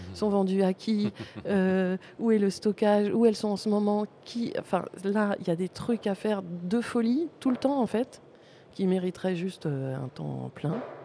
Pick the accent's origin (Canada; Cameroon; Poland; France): France; Paris, Île-de-France; je suis parisienne.